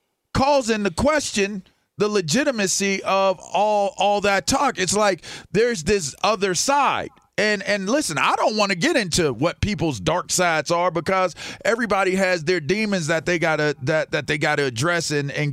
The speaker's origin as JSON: {"language": "English", "town": "Pittsburgh", "region": "Pennsylvania", "country": "United States", "tie": "born or raised there", "said": "the community that I grew up in Pittsburgh"}